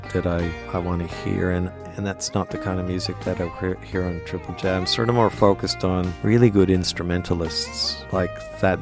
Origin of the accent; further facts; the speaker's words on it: Montreal, Quebec, Canada; moved away as an adult; now in Australia; someone I grew up with in Montreal